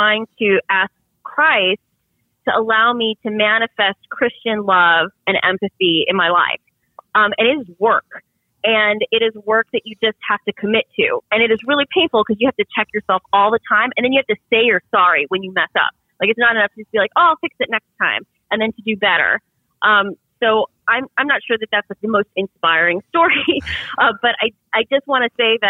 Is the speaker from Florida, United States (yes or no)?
yes; Central Florida, United States; I grew up for most of my childhood thoroughly middle class, and those in a small town in Central Florida